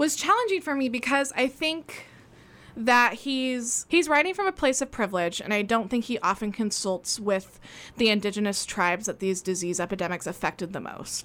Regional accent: Oregon, United States; I was born in Oregon, raised in Oregon

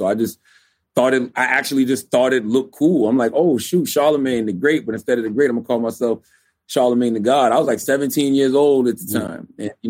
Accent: Moncks Corner, South Carolina, United States; Because I grew up in Monk's Corner, South Carolina.

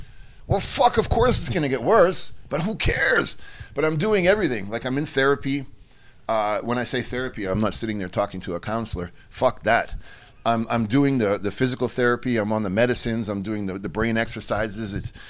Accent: Mexico; because I'm from Mexico and I'm hardcore

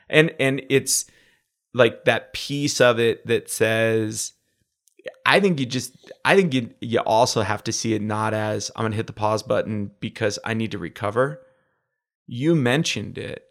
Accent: Utica, New York, United States; I grew up in Utica, New York

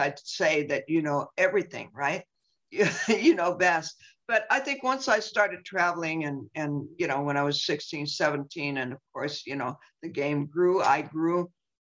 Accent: San Francisco, California, United States; I was born and raised in San Francisco

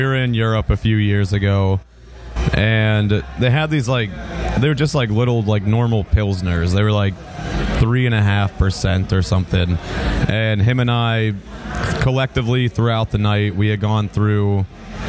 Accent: Pennsylvania, United States; I'm from Pennsylvania

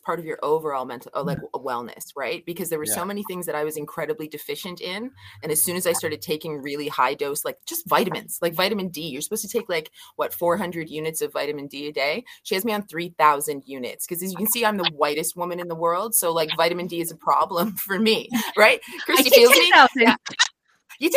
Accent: Scotland, United Kingdom; I'm Scottish

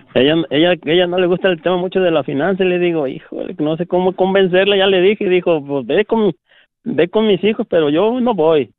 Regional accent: Nayarit, Mexico; now in Waukesha, United States; radico aquí en Wisconsin, en Waukesha, Wisconsin, pero soy del estado de Nayarit

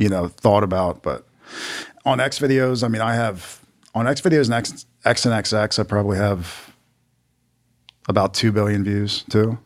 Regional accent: Maryland, United States; I'm from Maryland

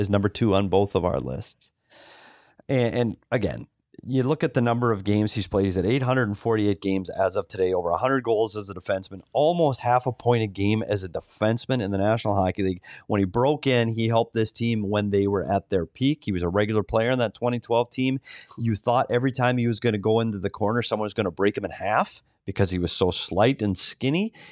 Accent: Minnesota, United States; I'm from Minnesota.

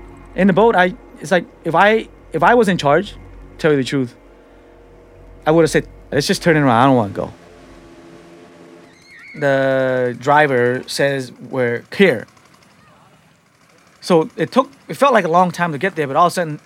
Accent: San Francisco, California, United States; also born or lived in Cambodia; I'm a guy from the Tenderloin that nobody expects to go to college and graduate

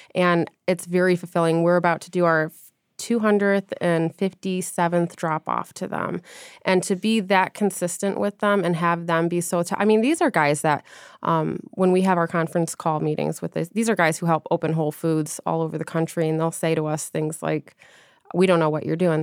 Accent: Grosse Pointe, Michigan, United States; moved away; I'm from Grosse Pointe.

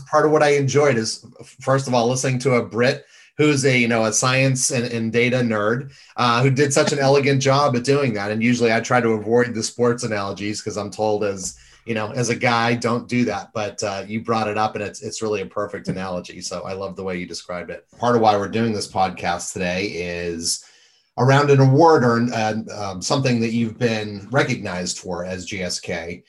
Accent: Boston, Massachusetts, United States; And funny thing, I'm a Red Sox fan. I grew up in Boston.

